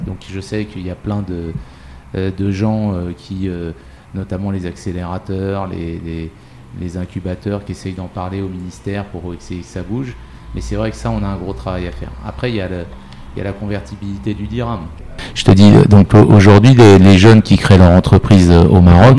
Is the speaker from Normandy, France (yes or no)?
no; Paris, Île-de-France, France; moved away as an adult; now in Morocco; je suis parisien, je suis mhm. français et, parisien à l'origine.